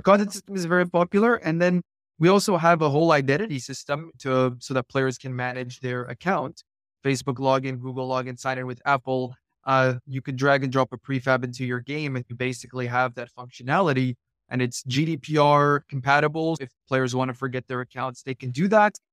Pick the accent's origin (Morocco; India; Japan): Morocco; also born or lived in east coast of the United States; now in United States; I'm actually originally from Morocco, but I live on the east coast of the United States